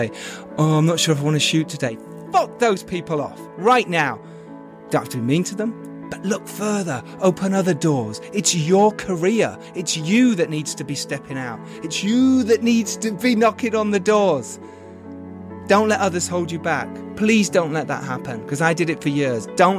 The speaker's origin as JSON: {"language": "English", "country": "United Kingdom", "said": "in the UK, my home country"}